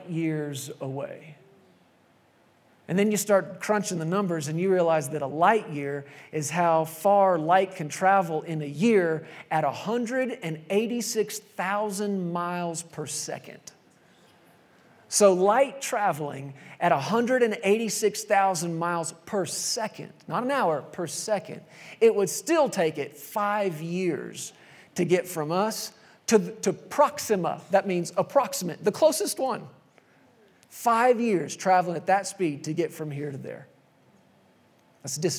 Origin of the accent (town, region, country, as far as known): Texas, United States; born or raised there; moved away as an adult